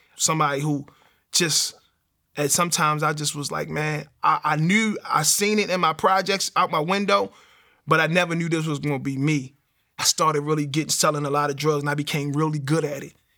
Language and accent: English; Baltimore, Maryland, United States; So growing up in Baltimore